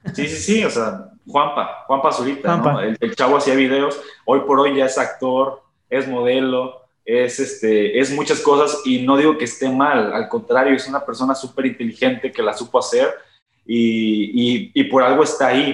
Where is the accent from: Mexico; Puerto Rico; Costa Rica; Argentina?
Mexico; Hidalgo; moved away as an adult; now in Monterrey, Mexico; yo soy originario de Hidalgo. Actualmente vivo en Monterrey, como dice Sam, pero pues yo viví muchos años de mi vida en Hidalgo.